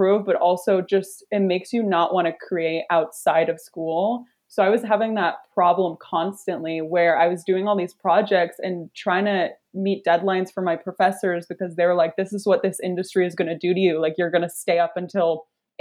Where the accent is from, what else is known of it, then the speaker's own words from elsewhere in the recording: Kingston, Ontario, Canada; moved away as an adult; also born or lived in Toronto; I'm from Kingston. I moved to Toronto for school to go to OCAD University for illustration.